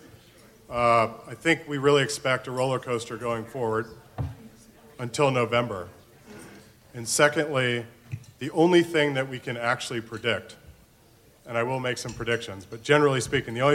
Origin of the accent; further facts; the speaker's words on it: Florida, United States; moved away; my home state of Florida